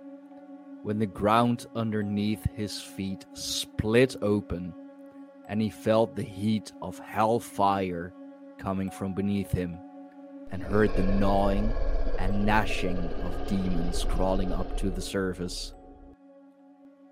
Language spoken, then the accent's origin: English; Leiden, South Holland, Netherlands; my hometown, the town that I grew up in, that has made me who I am today